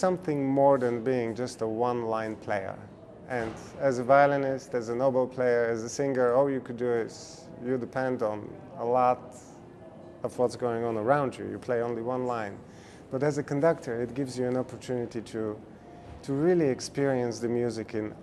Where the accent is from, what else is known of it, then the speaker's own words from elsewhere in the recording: Bulgaria; now in United States; my home country, Bulgaria